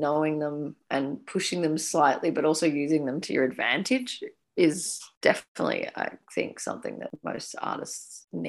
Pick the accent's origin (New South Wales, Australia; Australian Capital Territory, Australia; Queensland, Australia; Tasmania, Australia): New South Wales, Australia; also born or lived in Edinburgh / United Kingdom; now in Victoria, Australia; I was born in New South Wales and I was a New South Welshman for a fair amount of time.